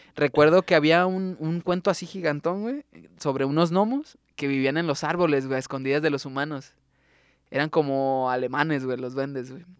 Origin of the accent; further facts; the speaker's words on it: Tuxpan, Nayarit, Mexico; now in Tepic, Mexico; yo crecí en Tuxpan